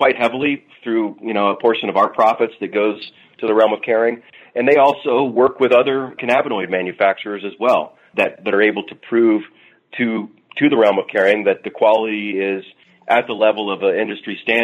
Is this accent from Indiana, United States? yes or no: yes; Southern Indiana, United States; I'm from the Midwest and Indiana, Southern Indiana